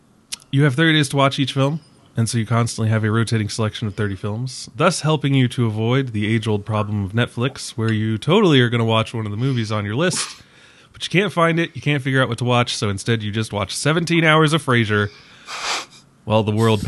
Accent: Ireland; And I was, as an Irishman, I was like, oh, come on. That's so stereotypical.

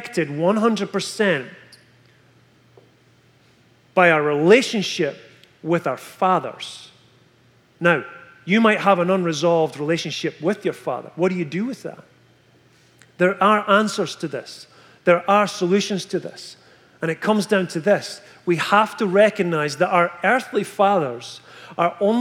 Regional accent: Scotland, United Kingdom; moved away as an adult; from Scotland

